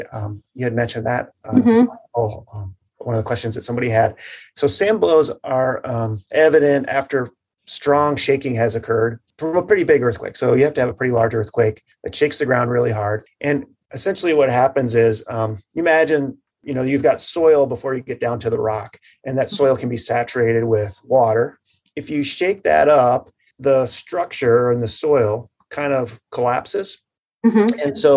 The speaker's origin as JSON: {"language": "English", "town": "Marquette", "region": "Michigan", "country": "United States", "tie": "born or raised there", "said": "I grew up in the Upper Peninsula in Marquette"}